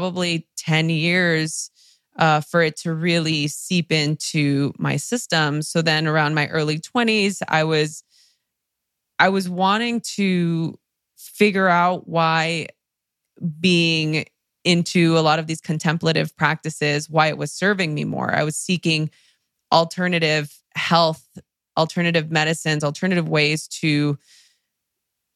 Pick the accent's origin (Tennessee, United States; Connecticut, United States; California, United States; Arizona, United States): California, United States; Los Angeles; English is a second language; I grew up in East LA during the LA riots